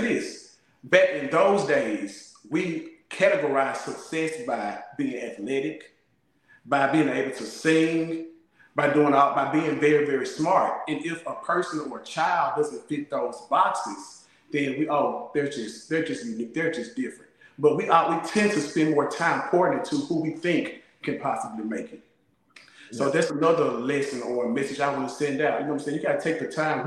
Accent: Colorado, United States; growing up in Colorado

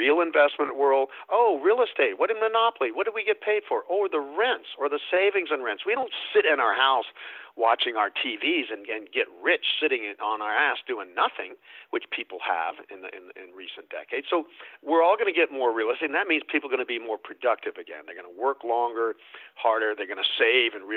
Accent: the South, United States; I grew up in the South. That was like growing up in the 1800s instead of the 1900s

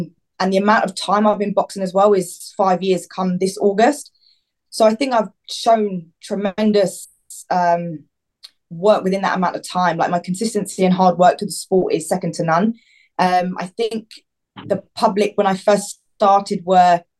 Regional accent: Watford, East of England, United Kingdom; I'm also from Watford

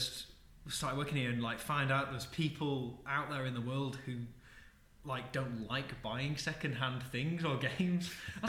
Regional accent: Wigan, North West England, United Kingdom; accent: Wigan; You can't tell from my voice, but I was born and bred in Wigan.

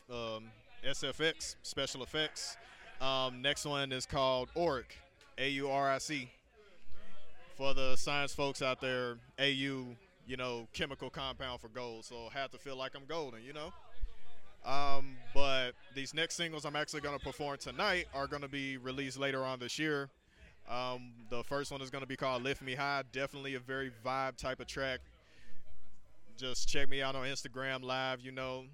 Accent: Nashville, Tennessee, United States; moved away as an adult; I hail from Nashville, Tennessee. And been down here for like a good 5-6 months now

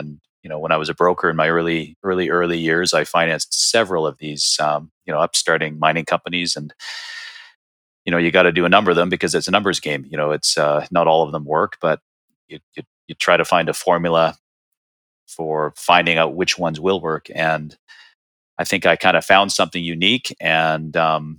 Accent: Canada; moved away as an adult; now in Arizona, United States; I was born and raised in Canada

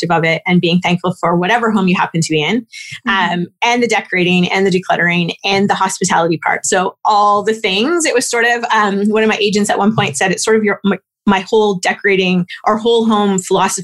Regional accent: Toronto, Ontario, Canada; I was born in Toronto

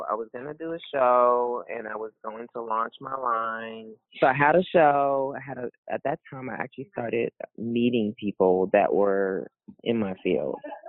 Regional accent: Canada; Because I was very Canadian at that time.

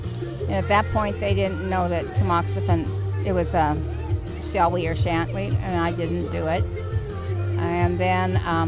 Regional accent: Portland, United States

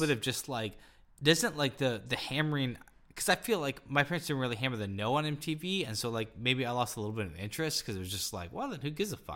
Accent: Topeka, Kansas, United States; I was born and raised in Topeka, Kansas

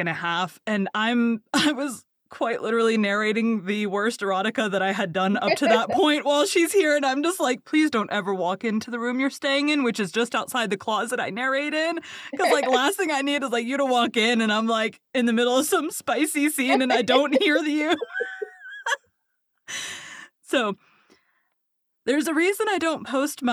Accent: the South, Texas, United States; I'm from the South. I'm in Texas

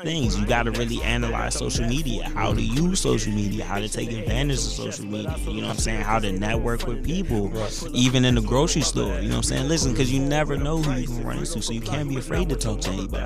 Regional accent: Laurel, United States; I've had friends who I grew up with in Laurel

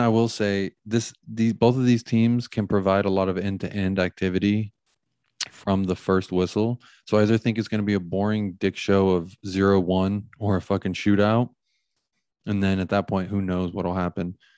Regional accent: United States; we're American

